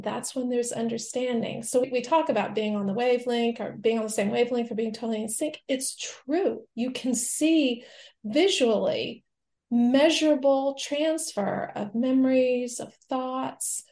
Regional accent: the American South, United States; I'm from the American South

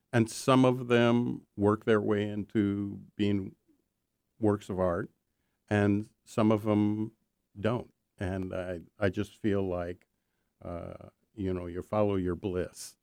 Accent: Minnesota, United States; moved away; I grew up in Minnesota

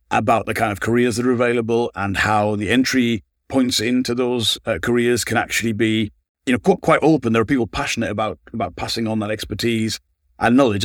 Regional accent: Sunderland, North East England, United Kingdom; moved away as an adult; also born or lived in Manchester; I grew up in Sunderland

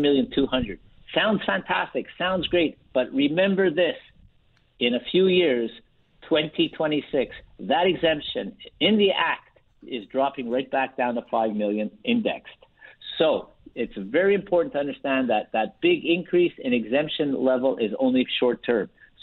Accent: Canada; We are Canadian, but we are doing U.S. planning for Canadians.

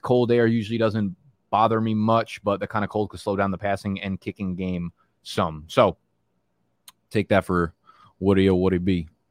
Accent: New Jersey, United States; now in Brooklyn, United States; I grew up in Jersey

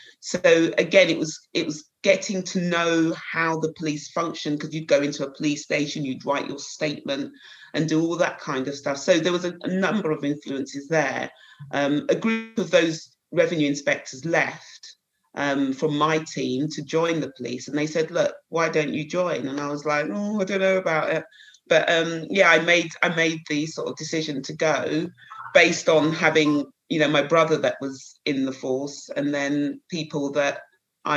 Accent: Croydon, London, United Kingdom; I was brought up in Croydon, a little place just outside the town, outside of London, local Croydon. So I was born and bred there

